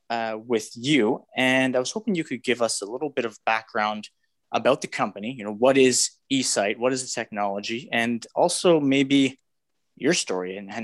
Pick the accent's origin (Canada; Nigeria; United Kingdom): Canada; So that really speaks to me as a Canadian.